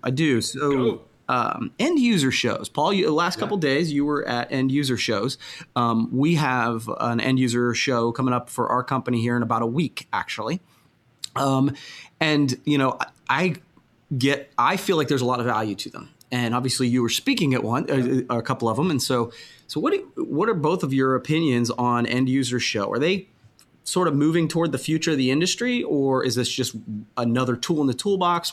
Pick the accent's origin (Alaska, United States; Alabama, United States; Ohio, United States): Ohio, United States; Coshocton; I'm from Coshocton, Ohio